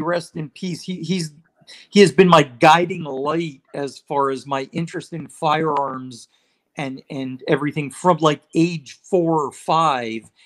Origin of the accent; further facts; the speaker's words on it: Israel; moved away; I was living overseas. I, I grew up in Israel